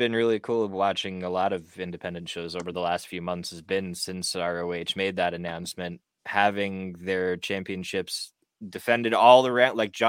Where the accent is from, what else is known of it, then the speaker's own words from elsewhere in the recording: Canada; as a Canadian